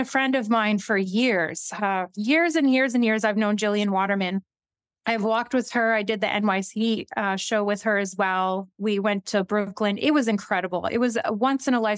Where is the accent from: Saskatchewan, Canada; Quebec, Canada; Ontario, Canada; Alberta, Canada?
Saskatchewan, Canada; La Ronge; also born or lived in St. Louis, Saskatchewan; I'm from Northern Saskatchewan. Originally grew up a little bit in LaRonge first.